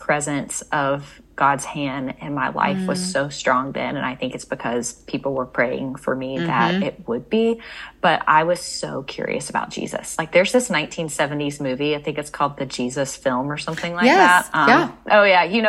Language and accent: English; Mississippi, United States; moved away as an adult; also born or lived in North Carolina; I grew up in Mississippi, went to college in Mississippi, and thought that I would stay in Mississippi my whole life.